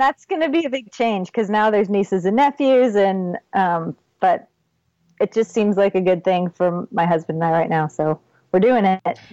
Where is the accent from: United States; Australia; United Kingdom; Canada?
United States; Texas; also born or lived in Ohio / Michigan / Florida; we moved to Texas when I was eight. I was born in Ohio, then we lived in Michigan and Florida for a little while, and then landed in Texas and have stayed ever since